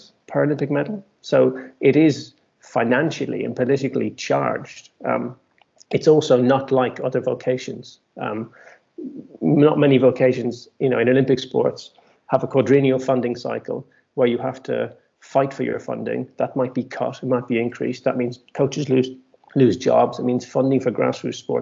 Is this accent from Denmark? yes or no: no; Ireland; now in United Kingdom; I'm Irish and competed, as I say, poorly for Ireland, I was based in the UK at this time